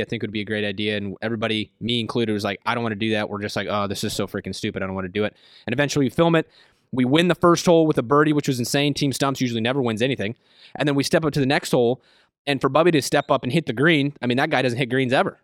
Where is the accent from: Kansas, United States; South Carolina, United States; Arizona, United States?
Kansas, United States; Tonganoxie; Kansas is where I say I'm from. I lived there for, like, seven, eight years. I mean, I, I, I moved there when I was, when I was in middle school, so I pretty much just say I'm from Kansas